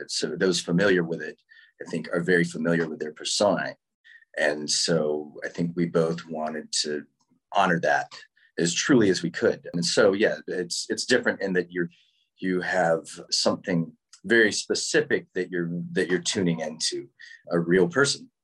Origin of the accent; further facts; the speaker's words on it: Winston-Salem, North Carolina, United States; also born or lived in Wilmington, North Carolina; I'm from North Carolina. I'm from Winston Salem, right right near Durham.